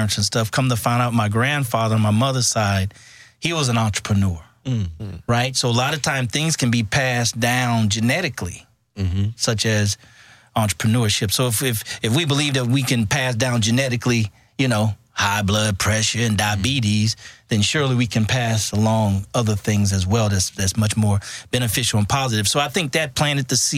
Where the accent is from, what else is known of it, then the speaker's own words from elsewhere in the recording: San Francisco, California, United States; moved away as an adult; also born or lived in Houston, Texas; I grew up in San Francisco, which is very integrated